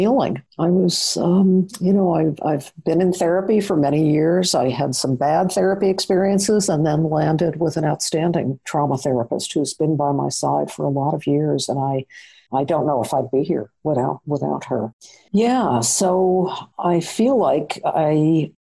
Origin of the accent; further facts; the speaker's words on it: Long Island, outside New York City, United States; I grew up outside of New York City in a middle-class Long Island neighborhood